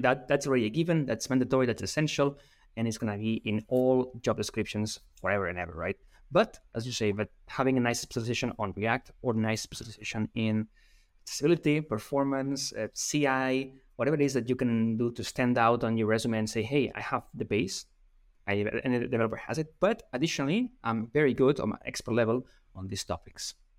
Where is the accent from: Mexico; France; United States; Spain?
Spain; English is a second language; I'm from Spain